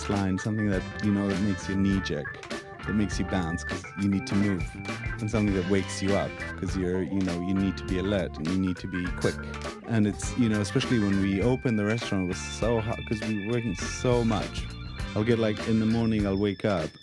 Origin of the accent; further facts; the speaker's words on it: Israel; moved away as an adult; now in London, United Kingdom; We're both from Israel, and this is kind of the food that we grew up on